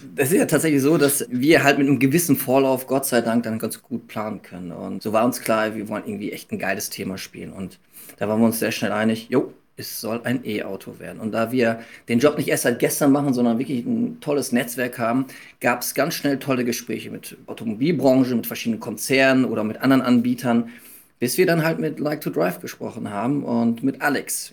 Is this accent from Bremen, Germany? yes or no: no; Münster, North Rhine-Westphalia, Germany; moved away as an adult; now in Hamburg, Germany; ich bin Münsteraner, bin jahrelang Hollandrad gefahren, in dem Moment, wo ich nach Hamburg gekommen bin